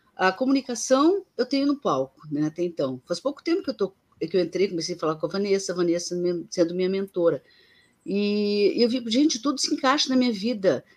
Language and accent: Portuguese; Rio Grande do Sul, Brazil; eu sou gaúcho